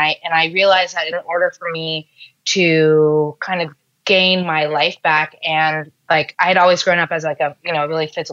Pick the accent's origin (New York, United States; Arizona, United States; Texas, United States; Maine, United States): New York, United States; I'm born and raised in New York